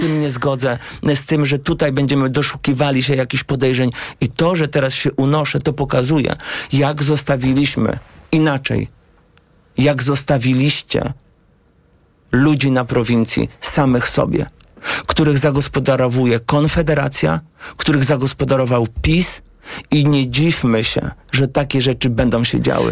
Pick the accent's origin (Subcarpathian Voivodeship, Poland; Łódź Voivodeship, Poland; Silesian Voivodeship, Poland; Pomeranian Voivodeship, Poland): Łódź Voivodeship, Poland; Błaszki; u nas w Błaszkach, gdzie byłem radnym